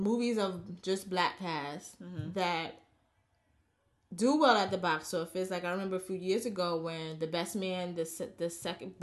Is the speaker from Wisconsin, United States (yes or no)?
no; New York City, New York, United States; me being a New Yorker